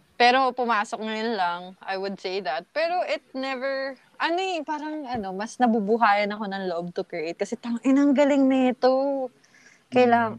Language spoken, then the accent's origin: Tagalog; Laguna, Calabarzon, Philippines; na taga Laguna ako. Taga Laguna kami.